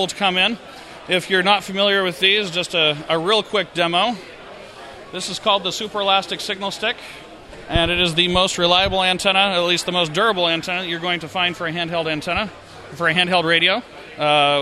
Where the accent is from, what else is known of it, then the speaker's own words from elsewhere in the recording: Utah, United States; I am from Utah.